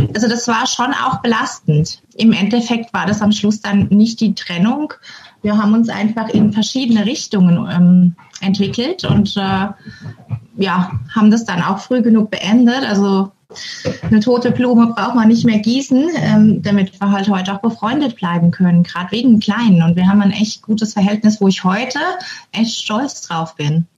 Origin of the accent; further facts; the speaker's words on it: Germany; moved away as an adult; now in Norway; als Deutscher